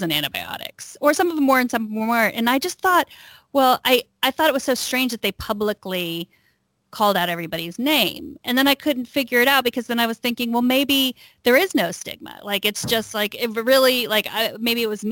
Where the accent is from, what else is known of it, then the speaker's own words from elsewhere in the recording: Texas, United States; now in Northern California, United States; I grew up in Texas